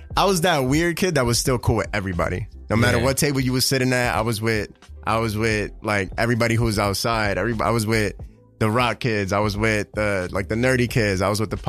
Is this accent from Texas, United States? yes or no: no; New York City, New York, United States; I grew up on 170 in Webster